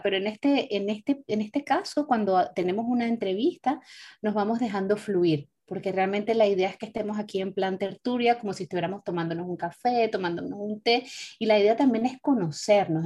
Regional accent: Venezuela; now in Europe; nuestros orígenes son de, de, Venezuela, nosotros somos venezolanas las tres

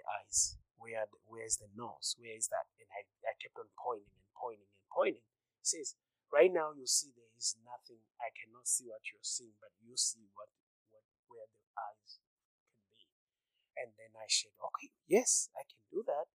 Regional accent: Zimbabwe; moved away as an adult; now in United States; I'm originally from Zimbabwe. And I was born by an artist and raised by him

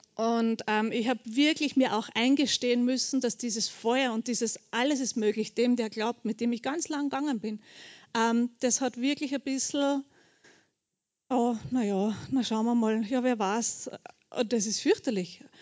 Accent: Bucklige Welt, Lower Austria, Austria; also born or lived in Burgenland / Melk; ich bin in Niederösterreich aufgewachsen, in der buckligen Welt

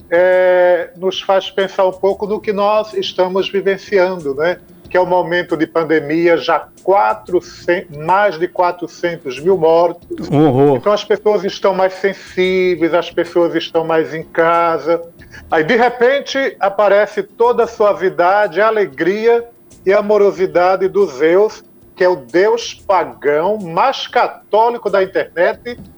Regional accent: Minas Gerais, Brazil; sou mineiro nós também.

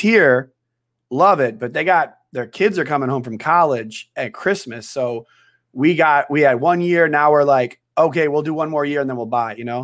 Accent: Wisconsin, United States; moved away as an adult; also born or lived in New York; now in San Diego, United States; I'm from Wisconsin originally. So I grew up in Wisconsin.

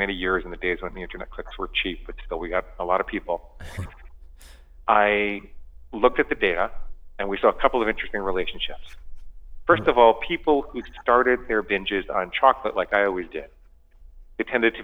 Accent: New York City, New York, United States; I grew up in and around New York City

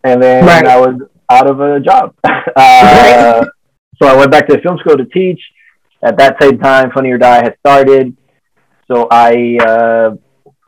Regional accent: Dominican Republic; moved away as an adult; also born or lived in Los Angeles; I'm from the Dominican Republic

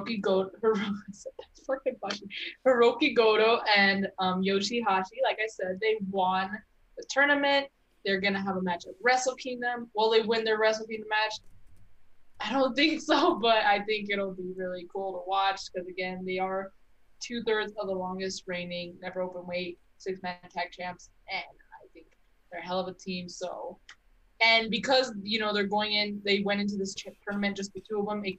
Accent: Texas, United States; I'm from Texas

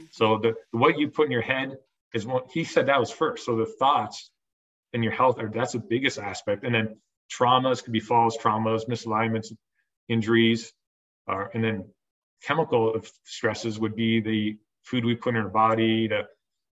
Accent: Ontario, Canada; moved away as an adult; also born or lived in Iowa / Northeast Pennsylvania; now in Ontario, New York, United States; I'm from Ontario, Canada

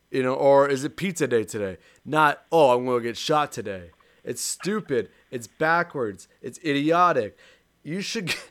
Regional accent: Canada; for me as a Canadian

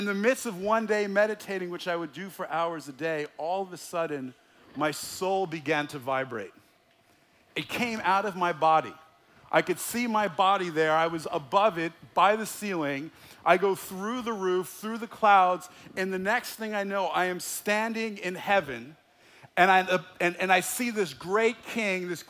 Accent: United States; I grew up in the Holy Land, New Jersey, New York area, where there were more Jews than in Jerusalem

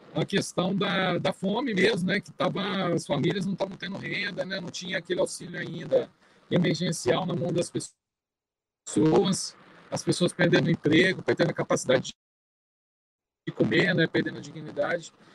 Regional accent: São Paulo, Brazil; now in Espírito Santo, Brazil; Eu, eu vim de São Paulo de uma comunidade, então, assim, eu fui nascido e criado

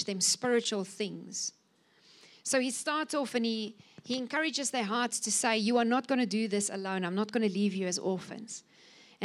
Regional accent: Cape Winelands, Western Cape, South Africa; I'm coming from the Cape Winelands

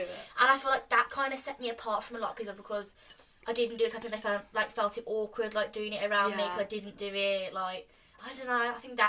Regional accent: Birmingham, West Midlands, United Kingdom; moved away as an adult; being from Birmingham in general, people were like, you're from Birmingham.

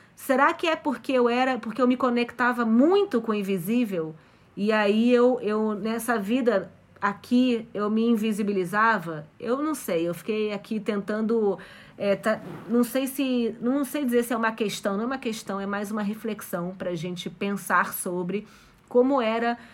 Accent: Brazil; also born or lived in Mexico; cresci no Brasil

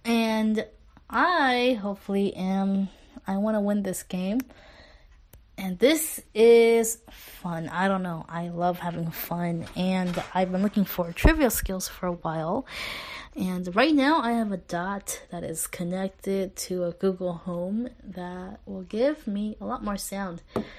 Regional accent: Los Angeles, California, United States; Los Angeles.

